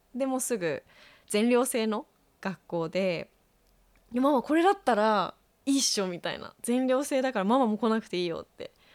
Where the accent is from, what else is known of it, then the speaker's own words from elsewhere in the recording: Japan; moved away; also born or lived in China; 日本にいた時は家族のあり方がすごく嫌で攻めて、逃げてきて